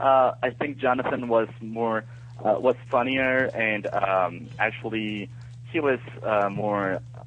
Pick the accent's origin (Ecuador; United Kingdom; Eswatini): Ecuador; I'm from Ecuador